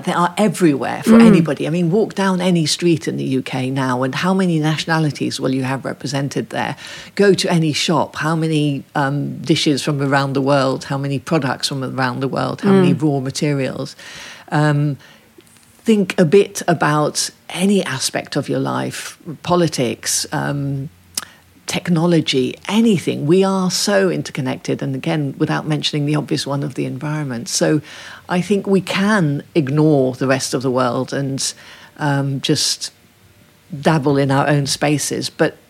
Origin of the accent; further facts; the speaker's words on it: Ethiopia; I think that's because I grew up in Ethiopia, where nobody really knew about that suffragette heritage.